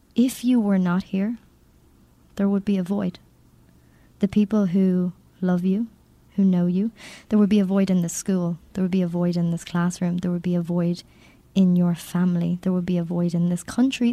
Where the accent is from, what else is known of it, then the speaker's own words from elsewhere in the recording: Ireland; I'm Irish